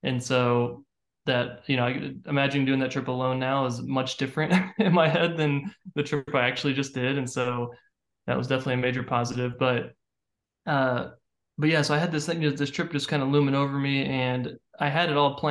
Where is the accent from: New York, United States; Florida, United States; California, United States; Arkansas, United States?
Florida, United States; Central; now in Nashville, United States; I'm from Central Florida originally